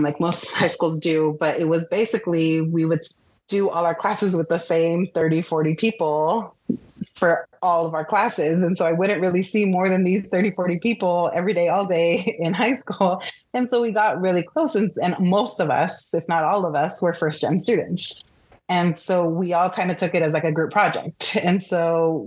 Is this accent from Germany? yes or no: no; Pico Rivera, California, United States; I grew up in Pico Rivera, which is like Southeast LA.